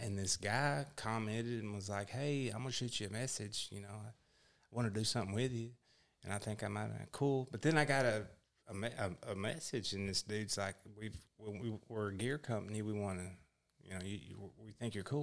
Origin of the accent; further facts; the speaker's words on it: Texas, United States; I'm from Texas